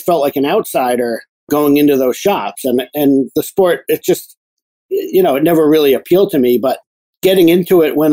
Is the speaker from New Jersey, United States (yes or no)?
yes; New Jersey, United States; moved away; I grew up down in New Jersey